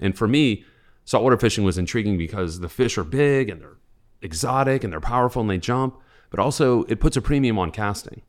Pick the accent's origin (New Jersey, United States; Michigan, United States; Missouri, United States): Missouri, United States; St. Louis; now in Charleston, United States; I grew up in Saint Louis, Missouri